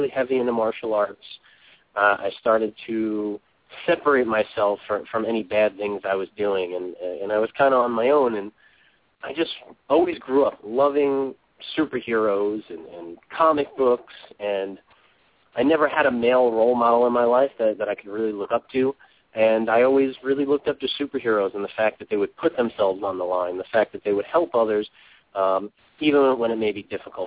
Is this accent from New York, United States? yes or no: yes; New York City, New York, United States; I grew up in Brooklyn, not such a good area